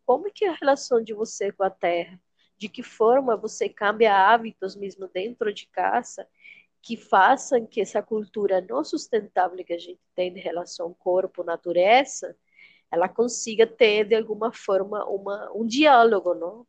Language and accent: Portuguese; Venezuela; Portuguese is a second language; moved away as an adult; now in Boa Vista, Brazil; sou venezuelana, venho de uma cidade quente